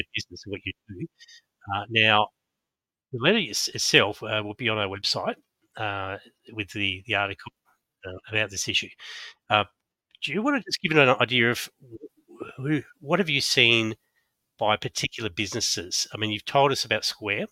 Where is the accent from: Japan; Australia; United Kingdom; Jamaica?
Australia; Adelaide, South Australia; moved away; I grew up in Adelaide a long time ago